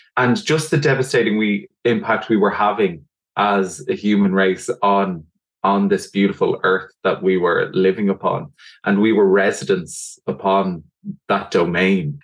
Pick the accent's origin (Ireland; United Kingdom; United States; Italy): Ireland; Dublin, Leinster; I'm from Dublin in Ireland